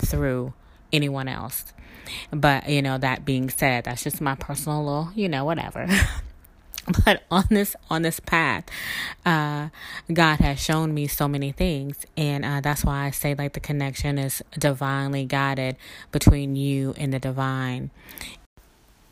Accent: South Mississippi, United States; my background growing up in South Mississippi with a grandfather that was a reverend

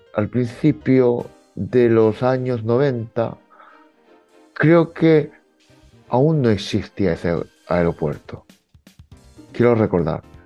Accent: Fukui, Japan; now in Spain; yo soy de Fukui

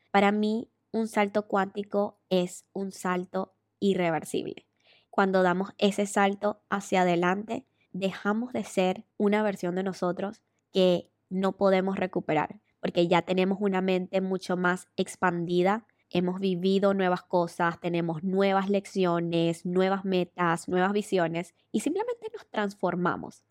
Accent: Venezuela; moved away as an adult; emigré de Venezuela porque me robaron con pistola

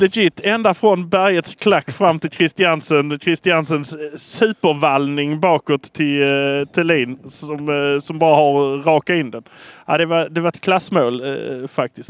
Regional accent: Malmö, Skåne, Sweden; vi är från Malmö

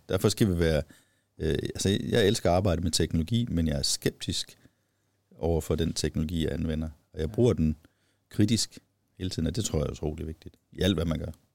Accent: Viborg, Central Denmark Region, Denmark; jeg kommer selv fra Viborg

